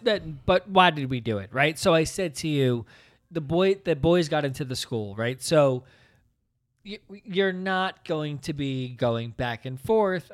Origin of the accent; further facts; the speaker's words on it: Princeton, New Jersey, United States; we grew up in the Princeton area